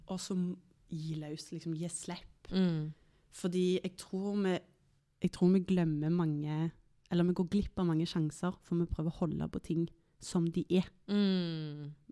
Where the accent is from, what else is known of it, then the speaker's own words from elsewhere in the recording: Tananger, Rogaland, Norway; moved away as an adult; also born or lived in Stavanger / Oslo; så er jeg jo fra Stavanger, eller mm. egentlig et sted som heter Tananger, mm. som ikke så mange kjenner til